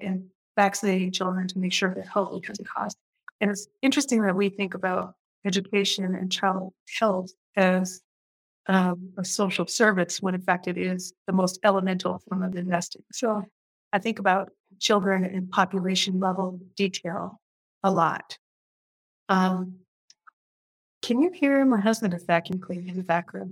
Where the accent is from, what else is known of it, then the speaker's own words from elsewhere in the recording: Portland, Oregon, United States; moved away as an adult; also born or lived in Minnesota / Bay Area, California / New York City; I am a Portlander, fourth generation Portlander. And I grew up in Northeast Portland.